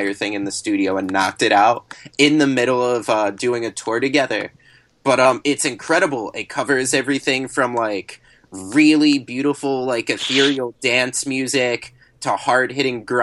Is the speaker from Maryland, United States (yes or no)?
yes; Maryland, United States; my home state of Maryland